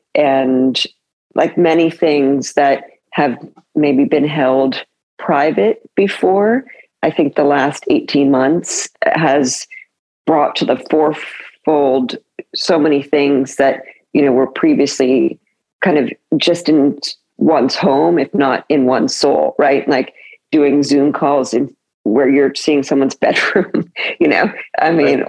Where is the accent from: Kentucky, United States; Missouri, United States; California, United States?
California, United States; moved away as an adult; also born or lived in New York; I grew up in California, born in New York